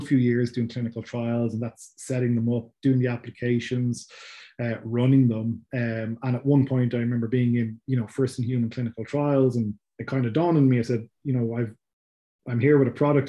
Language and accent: English; Dublin, Leinster, Ireland; people can tell from my accent. I'm from Ireland, so from Dublin in Ireland.